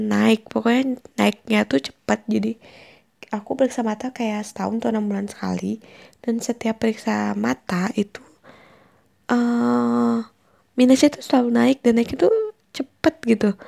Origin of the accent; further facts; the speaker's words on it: Bali, Indonesia; moved away as an adult; also born or lived in Bandung; aku lah di Bandung oh aku btw aku dari Bali jadi aku merantau ke Bandung